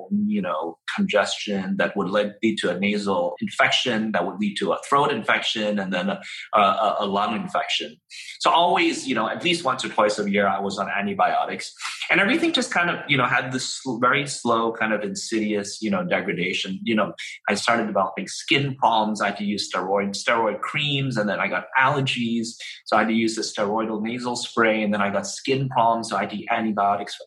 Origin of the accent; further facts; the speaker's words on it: Hong Kong; I was born in Hong Kong